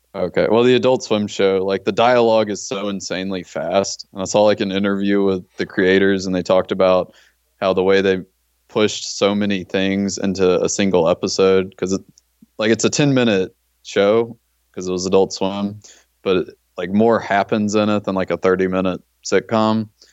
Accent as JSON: {"language": "English", "town": "Como", "region": "Mississippi", "country": "United States", "tie": "born or raised there", "said": "I grew up in Como, Mississippi."}